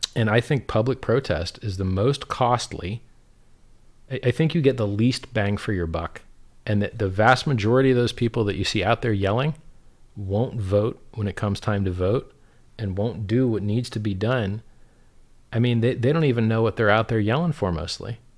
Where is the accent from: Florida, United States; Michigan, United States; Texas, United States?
Florida, United States; South; I'm from South Florida